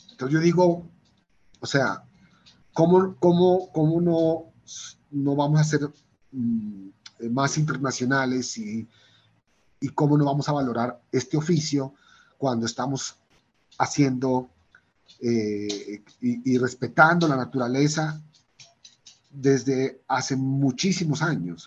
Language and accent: Spanish; Pasto, Nariño, Colombia; also born or lived in Bogotá; nací en Bogotá, pero al año ya empecé a vivir en Pasto, al año de nacido ya mi familia se se devolvió a Pasto